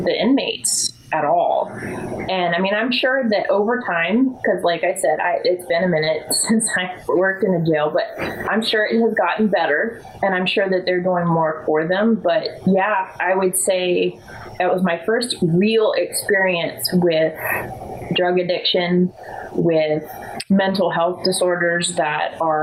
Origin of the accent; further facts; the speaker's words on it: Bozeman, Montana, United States; now in Culpeper, United States; I grew up in Bozeman, Montana.